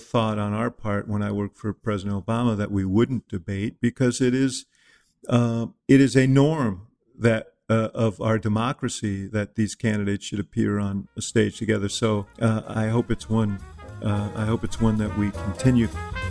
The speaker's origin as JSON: {"language": "English", "town": "New York City", "region": "New York", "country": "United States", "tie": "born or raised there", "said": "I grew up in New York City, so I had a different sort of upbringing at about the same time."}